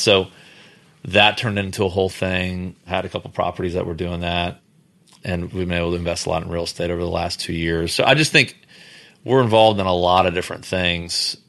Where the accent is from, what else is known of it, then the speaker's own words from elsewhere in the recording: Houston, Texas, United States; we're from Houston